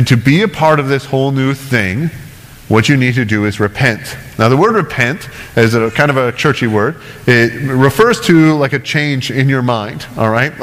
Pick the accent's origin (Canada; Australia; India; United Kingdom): Canada; as a Canadian